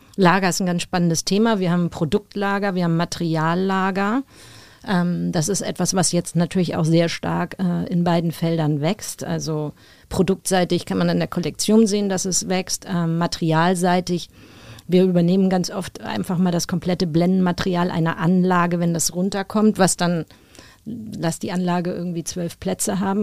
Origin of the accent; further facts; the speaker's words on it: Hamburg, Germany; ich spiele seit meiner Kindheit Tennis, äh, damals noch beim UAC in Hamburg